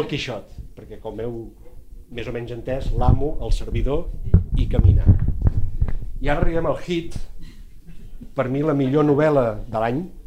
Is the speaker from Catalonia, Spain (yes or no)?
yes; Empordà, Catalonia, Spain; jo com a empordanès